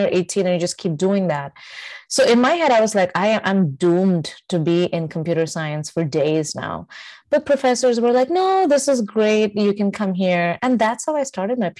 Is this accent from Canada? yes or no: no; India; English is a second language; moved away as an adult; also born or lived in Michigan, United States; now in New York City, United States; I'm originally from India.